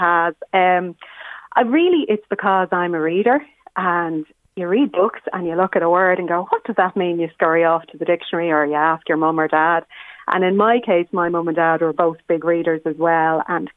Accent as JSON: {"language": "English", "town": "Dublin", "region": "Leinster", "country": "Ireland", "tie": "born or raised there", "moved": "as an adult", "lives_now": "Stamullen, Ireland", "said": "I grew up in Raheny"}